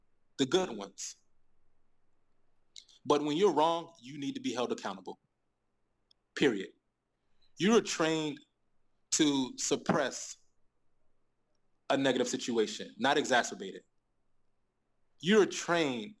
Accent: United States; moved away as an adult; now in Beijing, China; me being an American

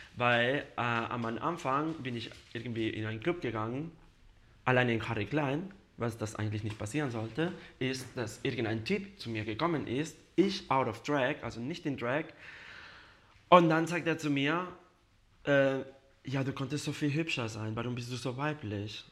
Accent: Spain; German is a second language; now in Munich, Germany; Ich komme aus Spanien, aus einem kleines Dorf und da kennt man sich jeder

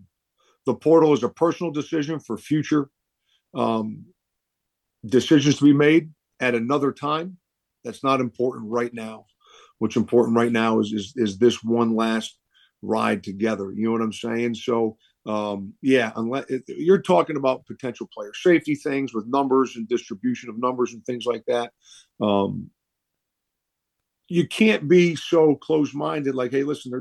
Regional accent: Rhode Island, United States; moved away; the state of Rhode Island where I grew up

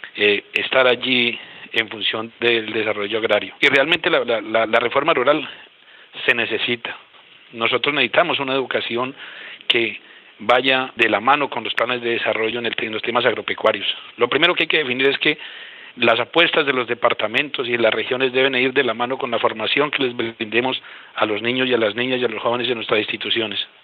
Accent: Boyacá, Colombia; now in Guaviare, Colombia; yo soy boyacense y nací en el campo

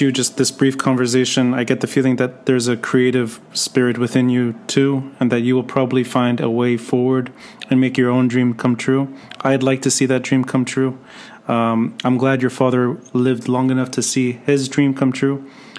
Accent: Beirut, Beirut Governorate, Lebanon; now in New York, United States; Beirut is mine.

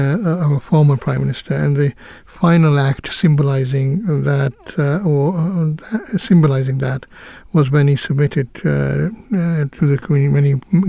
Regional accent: Kenya; born there; But it's also noteworthy that I was born in East Africa.

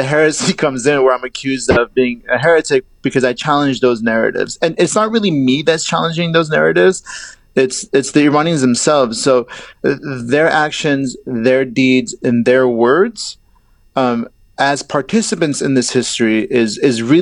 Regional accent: Southern California, United States; also born or lived in Iran; now in Cambridge, Massachusetts, United States; I was born in Iran and I was raised in Southern California

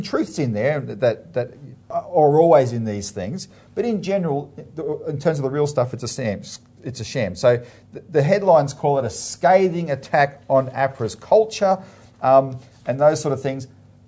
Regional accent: Melbourne, Victoria, Australia; I'm from Melbourne, like you, Philip

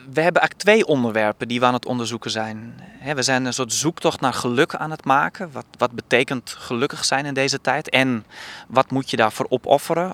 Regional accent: Kollumerzwaag, Friesland, Netherlands; moved away; ik kom oorspronkelijk uit Kolmenswaag, een dorp van 3000 inwoners in Friesland

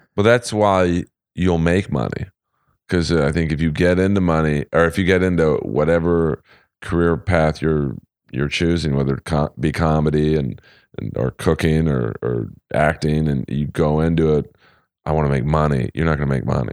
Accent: Los Angeles, California, United States; I grew up in West L A.

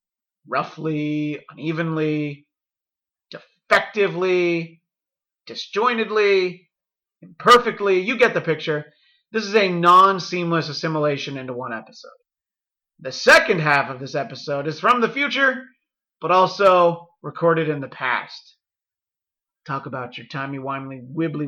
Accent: New York, United States; moved away as an adult; now in California, United States; I'm a New Yorker by birth. Although I suspect at some point I'll have lived in California just as long as I did in New York

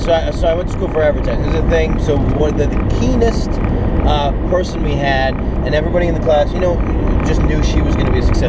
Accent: New York City, New York, United States; I am from Brooklyn and I am Jewish.

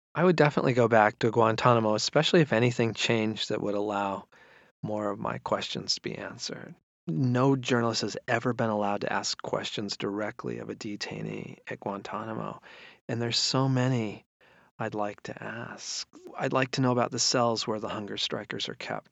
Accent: United States; as an American

